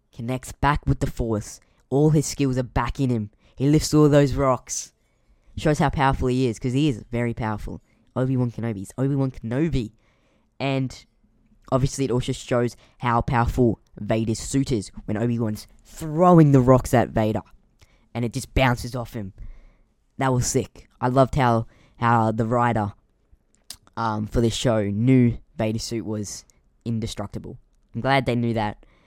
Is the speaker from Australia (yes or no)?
yes; Queensland, Australia; I am from Queensland